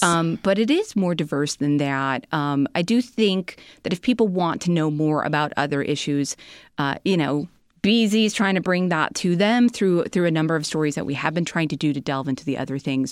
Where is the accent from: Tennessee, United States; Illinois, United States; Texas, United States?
Illinois, United States; Chicago; I'm a Chicagoan.